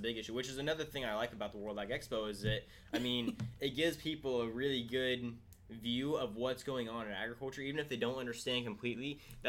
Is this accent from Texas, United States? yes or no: no; Tulare, California, United States; growing up in Tulare, California